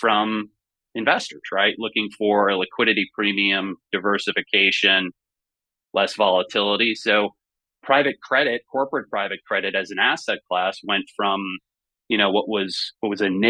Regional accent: Great Neck, New York, United States; I grew up in Great Neck, Long Island

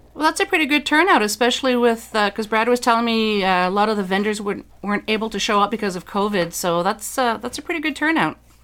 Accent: Dieppe, New Brunswick, Canada; moved away; New Brunswick is my home province. I'm from the Dieppe area. Uh, if, for those who are familiar with New Brunswick, that's just outside of Moncton

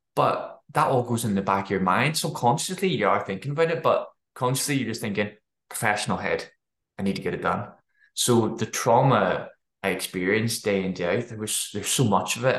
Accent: Belfast, Northern Ireland, United Kingdom; moved away as an adult; also born or lived in Dundee, Scotland; I grew up in Northern Ireland

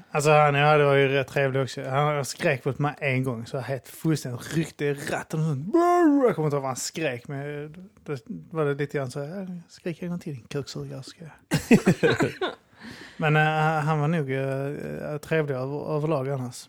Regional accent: Staffanstorp, Skåne, Sweden; mina föräldrar bodde ihop och vi bodde i en villa ute där och Staffanstorp

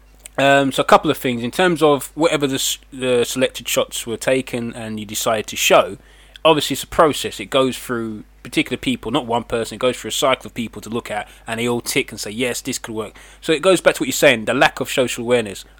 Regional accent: England, United Kingdom; I'm English

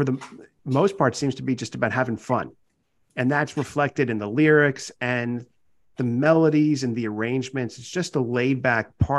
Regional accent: New Jersey, United States; growing up in New Jersey

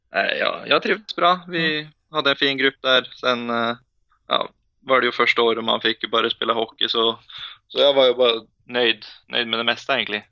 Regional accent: Asker, Akershus, Norway; Swedish is a second language; moved away as an adult; also born or lived in Ålesund; jag född i Ålesund och bodde där i sju år innan jag flyttade till Asker.

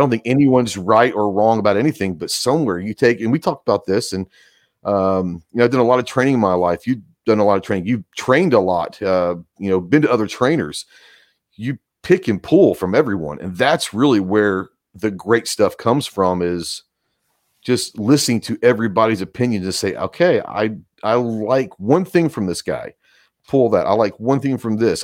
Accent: Texas, United States; now in Arkansas, United States; growing up in Texas

